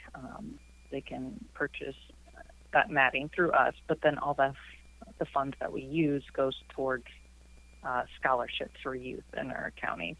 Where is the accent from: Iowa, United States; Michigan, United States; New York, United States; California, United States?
Iowa, United States; Iowa City; also born or lived in Riverside, Iowa; I grew up in Iowa City